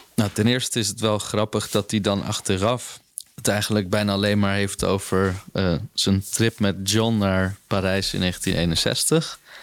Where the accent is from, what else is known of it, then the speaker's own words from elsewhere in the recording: Netherlands; als Nederlanders